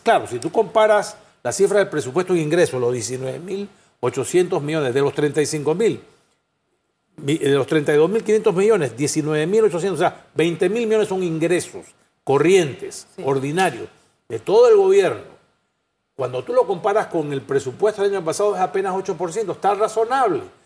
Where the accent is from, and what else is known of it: Panama